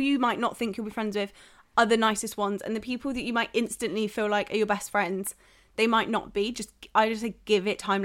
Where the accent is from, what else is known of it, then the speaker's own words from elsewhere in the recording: South West England, United Kingdom; moved away; I'm from the southwest